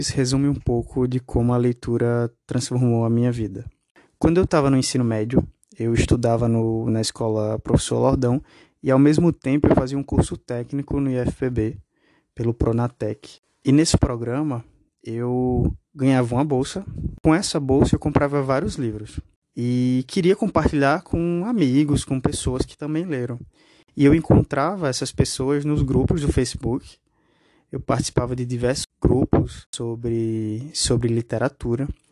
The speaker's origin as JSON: {"language": "Portuguese", "town": "Picuí", "region": "Paraíba", "country": "Brazil", "tie": "born or raised there", "also_born_or_lived": "João Pessoa", "said": "eu sou natural de Picuí, uma cidade no interior da Paraíba"}